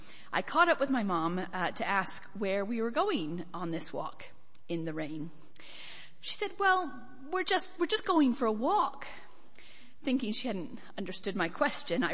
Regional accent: United States; From my accent, I grew up in America, although I do get a surprising number of punts for Scottish, Irish, and even West Country

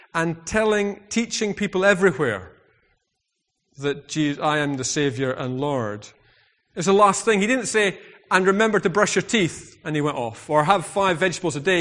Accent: United Kingdom; I'm very British

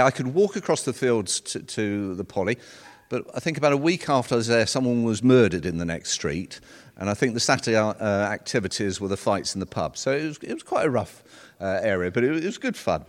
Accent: London, United Kingdom; moved away as an adult; I was born in North London, um, and I lived there until I was eighteen.

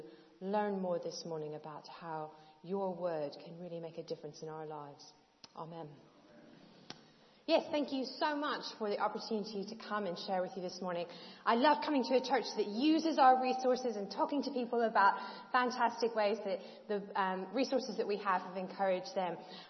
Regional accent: Kentucky, United States; now in England, United Kingdom; So I'm originally from Kentucky, but I've now been in England for over 18 years. So I have a real mesh of an accent.

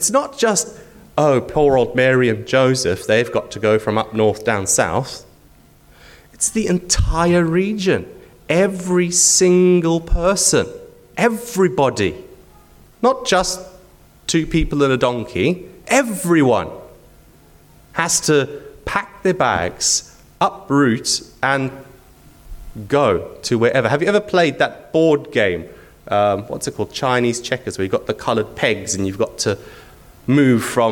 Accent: Zimbabwe; now in Wisbech, United Kingdom; I'm from Wisbech because I live there, but I was born in Zimbabwe, halfway around the world.

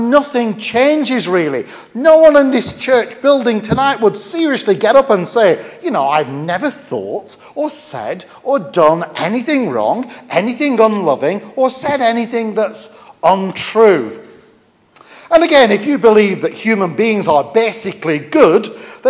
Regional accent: Lancashire, North West England, United Kingdom; accent: Lancashire; now in Stafford, United Kingdom; my Lancashire accent.

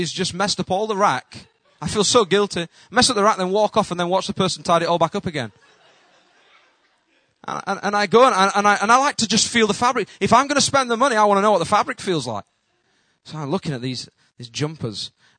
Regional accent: United Kingdom; accent: Northern; my accent, they just think, Northerner

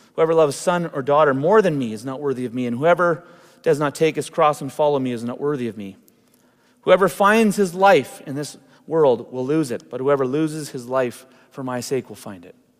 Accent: Canada; It's been wonderful being Canadian

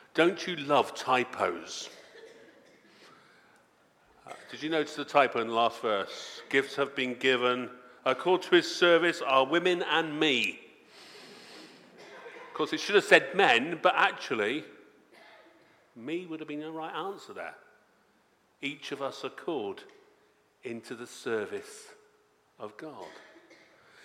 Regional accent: Devon, South West England, United Kingdom; I come from Devon

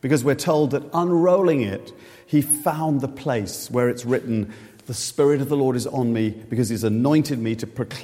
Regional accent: Reading, South East England, United Kingdom; Reading is my hometown

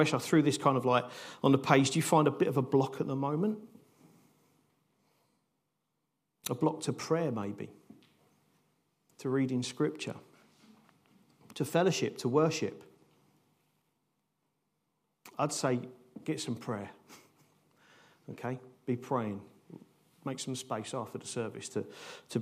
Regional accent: United Kingdom; how do we live as nice British people in this country

